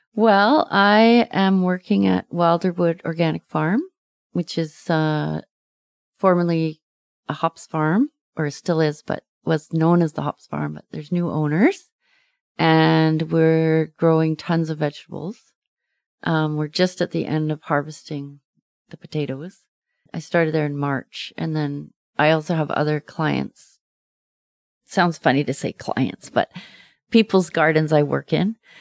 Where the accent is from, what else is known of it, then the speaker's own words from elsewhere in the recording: Windermere, British Columbia, Canada; I grew up in Windermere, and there was a lake, Lake Windermere